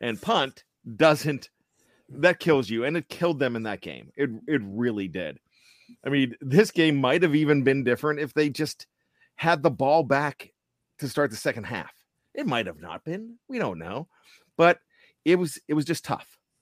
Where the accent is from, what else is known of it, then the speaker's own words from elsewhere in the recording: Pennsylvania, United States; also born or lived in West Virginia; now in Maryland, United States; I'm a Maryland res-, resident, born and raised in Pennsylvania, nine years in almost heaven, West Virginia